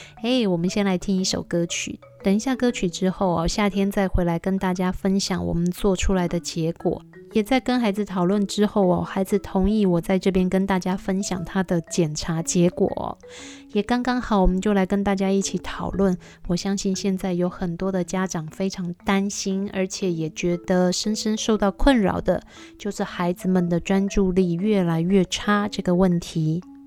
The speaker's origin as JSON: {"language": "Chinese", "country": "Taiwan", "said": "我们台湾人"}